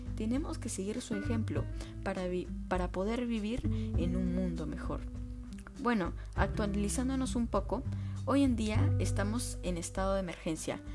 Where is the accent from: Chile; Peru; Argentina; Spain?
Peru; como peruanos tenemos el deber de honrar a nuestro país